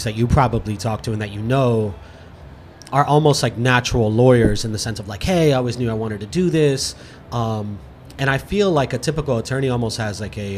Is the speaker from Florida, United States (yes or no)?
yes; Fort Lauderdale, Florida, United States; also born or lived in Miami / Orlando / Gainesville; I'm a South Florida native. I was born in Miami, raised in Fort Lauderdale